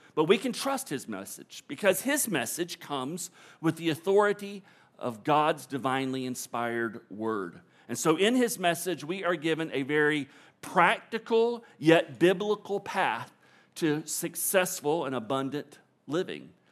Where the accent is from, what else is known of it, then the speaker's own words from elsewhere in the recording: Florida, United States; I'm born and raised in Florida.